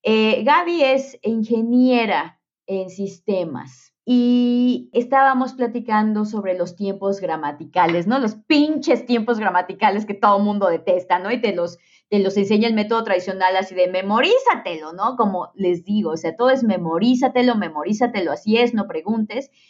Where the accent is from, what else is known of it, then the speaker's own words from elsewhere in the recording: Mexico; los mexicanos estamos en un lugar extraordinariamente privilegiado